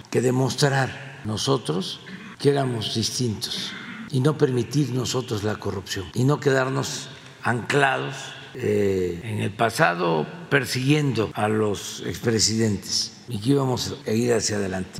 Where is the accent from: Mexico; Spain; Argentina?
Mexico